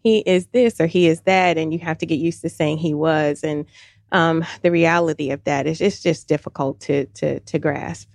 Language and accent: English; Louisville, Kentucky, United States; moved away as an adult; now in Alpharetta, United States; originally from Louisville, Kentucky